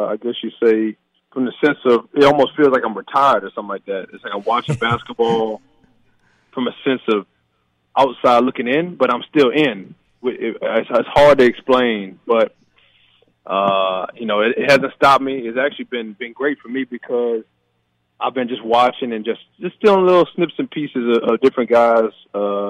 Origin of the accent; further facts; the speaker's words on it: Baton Rouge, Louisiana, United States; moved away; growing up in Baton Rouge, we had this facility called Sports Academy